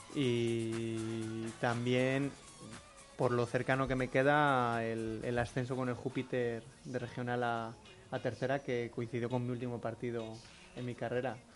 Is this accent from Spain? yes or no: yes; León, Castile and León, Spain; yo soy de aquí de León y vivía con mis padres